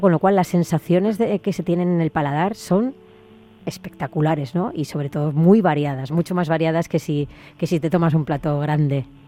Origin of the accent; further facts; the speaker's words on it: Spain; los españoles somos muy extrovertidos